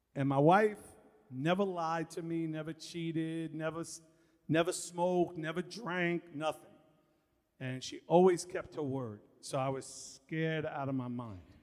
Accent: New York City, New York, United States; I'm a kid from Far Rockaway, Queens. I grew up in Red Fern Projects

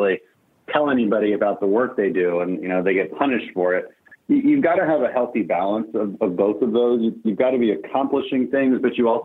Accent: Houston, Texas, United States; We're from Houston.

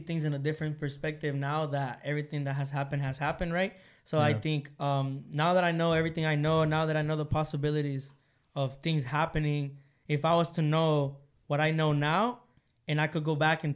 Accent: Honduras; moved away; I'm from Honduras.

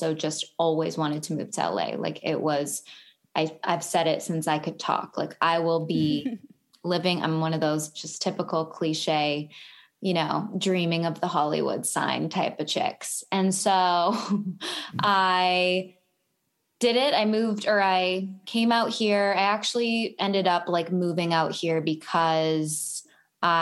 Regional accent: Vancouver, British Columbia, Canada; moved away as an adult; now in Los Angeles, United States; I am from Vancouver, Canada

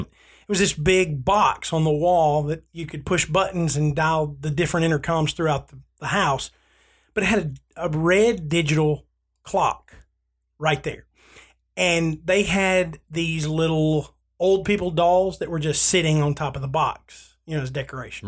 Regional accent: Southern United States, United States; I grew up in the Church of Christ because I'm Southern.

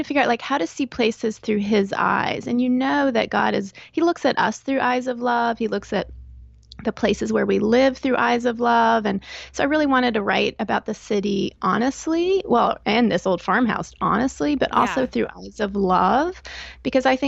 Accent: Texas, United States; moved away as an adult; also born or lived in Northern Virginia / Chicago / Northern Florida; now in southeastern Pennsylvania, United States; I grew up in Texas, and that's where I went to college, met and married my husband

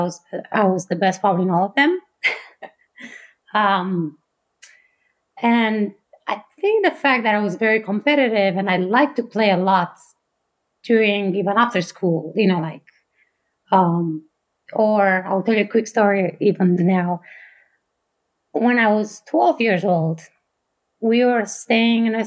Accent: Bucharest, Romania; English is a second language; moved away as an adult; now in Fort Collins, United States; I grew up in Romania. I was born and raised there.

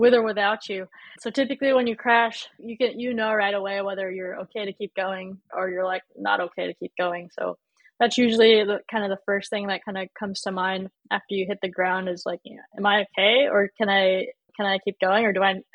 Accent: California, United States; growing up in California

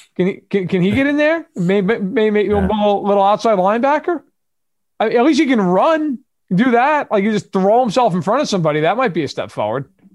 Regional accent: New York, United States; I grew up in New York. I watched the Giants

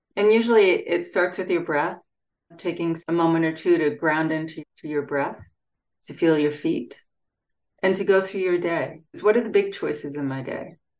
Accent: Freeport, New York, United States; my hometown of Freeport, New York

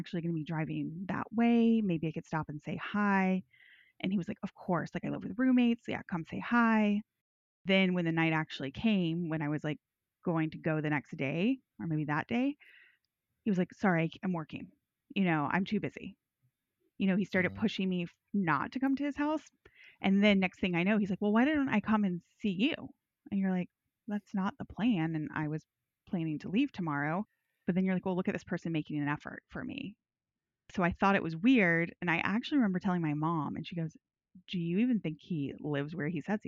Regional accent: the South, United States; I'm from the South.

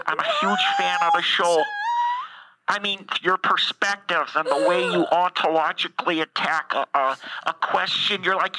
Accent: Canada; Okay, I'm Canadian, so it doesn't matter.

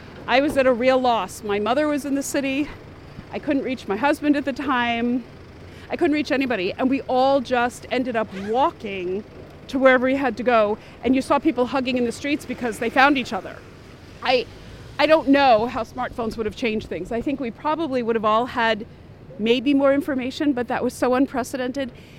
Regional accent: New York City, New York, United States; born or raised there

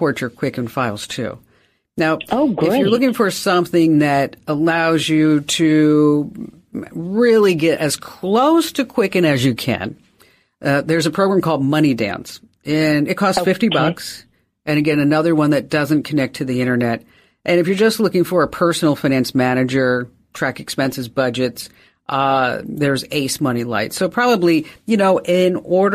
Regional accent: New Jersey, United States; I'm from New Jersey

